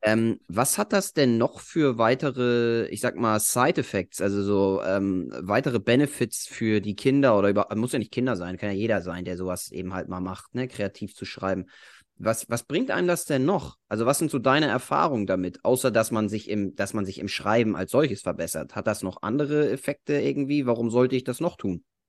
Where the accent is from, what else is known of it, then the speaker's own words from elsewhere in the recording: Germany; bei uns in Deutschland